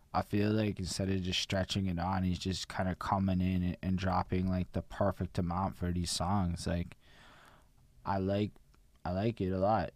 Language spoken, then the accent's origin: English; Montreal, Quebec, Canada; I'm from Montreal.